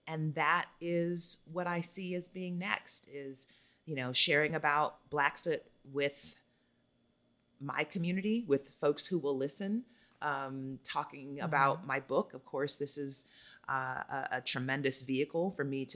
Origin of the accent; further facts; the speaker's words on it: United States; moved away as an adult; now in Costa Rica; oh, she's American